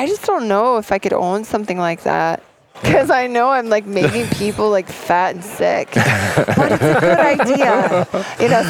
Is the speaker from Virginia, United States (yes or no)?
no; Bozeman, Montana, United States; born or raised there